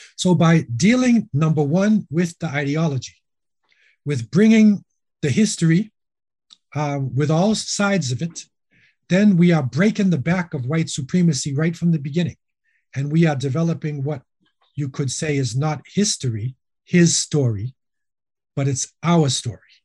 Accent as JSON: {"language": "English", "town": "Boston", "region": "Massachusetts", "country": "United States", "tie": "born or raised there", "also_born_or_lived": "Medina / Los Angeles, California / Jamaica", "moved": "as an adult", "said": "I was born in Boston, uh, raised, you know, in the Boston area"}